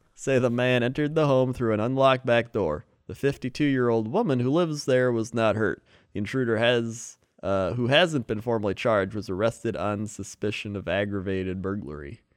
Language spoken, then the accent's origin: English; United States; I'm American